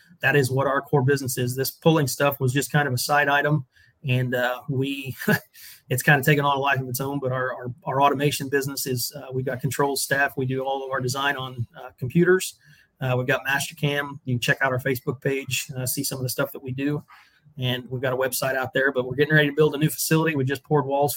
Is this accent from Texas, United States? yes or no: no; Dieterich, Illinois, United States; I'm from Dietrich, Illinois